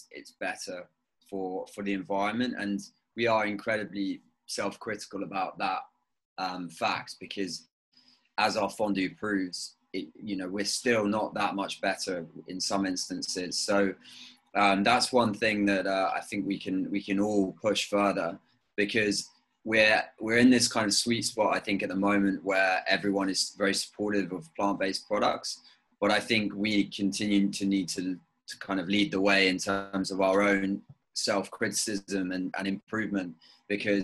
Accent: near Brighton, South East England, United Kingdom; moved away as an adult; also born or lived in Devon / New York; now in Amsterdam, Netherlands; I grew up near Brighton. But I spent a lot of time in Devon on my grandparents' farm.

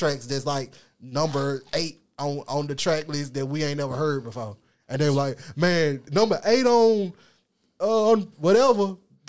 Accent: the South, United States; born or raised there

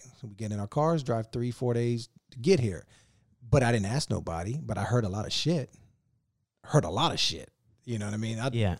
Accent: Virginia, United States; You remember, I grew up in Virginia. That's 20 minutes south of D.C.

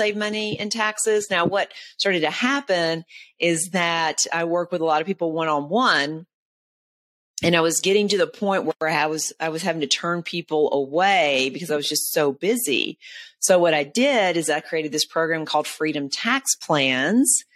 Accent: Nashville, Tennessee, United States; it was in Nashville, Tennessee, if you can't tell by my accent

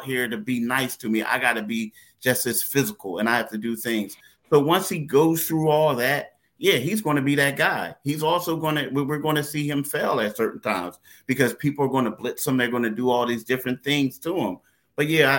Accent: Philadelphia, Pennsylvania, United States; we're from Philly

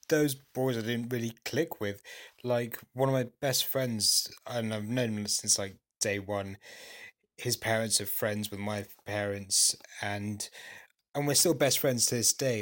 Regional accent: London, United Kingdom; apart from university, I've lived here all my life

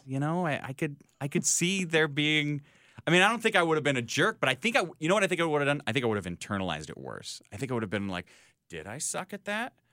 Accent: Chicago, Illinois, United States; as a Chicagoan

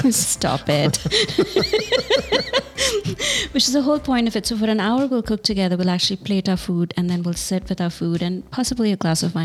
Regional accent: Hyderabad, Telangana, India; moved away; also born or lived in Bangalore, India; I grew up in Hyderabad Hyderabad and Bangalore.

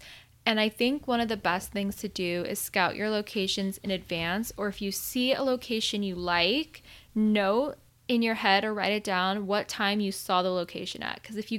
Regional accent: Arizona, United States; moved away; I grew up in Arizona my whole life and it was not a thing. And then I moved out here

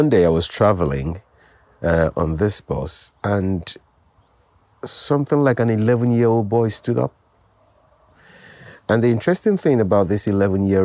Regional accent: Lagos, Nigeria; also born or lived in Delta State, Nigeria; I grew up in Lagos. I was born in Lagos, Nigeria. Went to primary school, secondary school, university in Lagos.

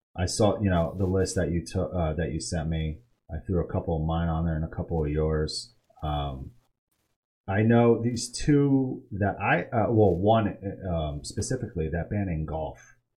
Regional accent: Poughkeepsie, New York, United States; now in Texas, United States; I'm from Poughkeepsie, New York.

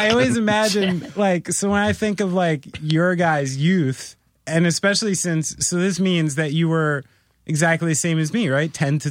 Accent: New Jersey, United States; Proper Somerset County, New Jersey kids.

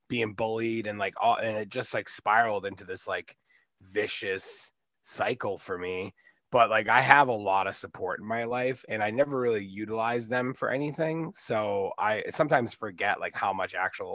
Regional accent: Boston, Massachusetts, United States; I'm 37 from the Boston area. I was born and raised here.

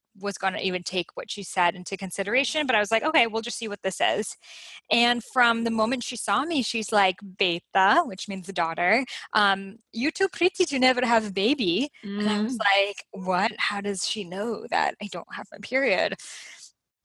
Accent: Boston, Massachusetts, United States; English is a second language; I lived in Boston. I grew up in Boston

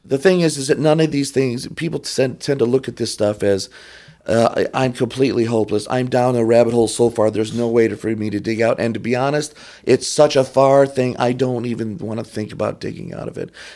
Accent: Detroit, Michigan, United States; moved away; also born or lived in Rochester Hills, Michigan / Kodiak, Alaska; I grew up in Detroit.

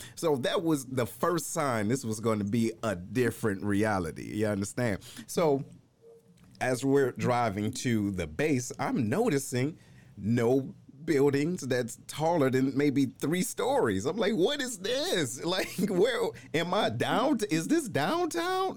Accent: Detroit, Michigan, United States; moved away as an adult; also born or lived in Missouri; I'm originally from Detroit

